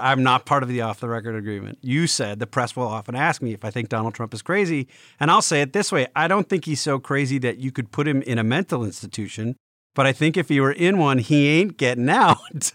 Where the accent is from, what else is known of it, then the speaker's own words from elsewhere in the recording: Milwaukee, Wisconsin, United States; moved away; also born or lived in Spain; I grew up in Milwaukee